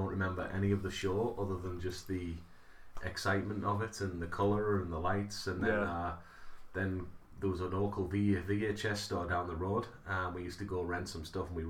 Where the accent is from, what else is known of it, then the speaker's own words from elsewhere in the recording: Middlesbrough, North East England, United Kingdom; moved away as an adult; also born or lived in Cody, Wyoming; now in Lewiston, United States; I grew up in Middlesbrough, Northeast England.